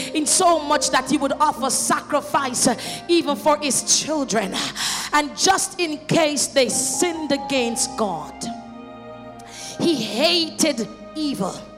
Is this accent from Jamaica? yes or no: yes; Jamaica; I was growing up in Jamaica